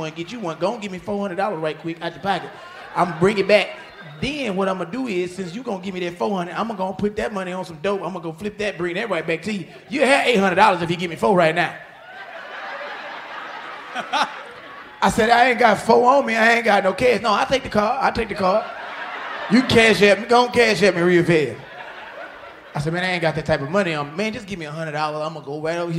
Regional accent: Houston, Texas, United States; I'm from Houston, Texas

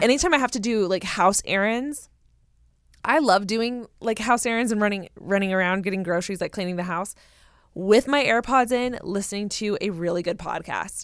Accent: Southern California, United States; I'm from Southern California.

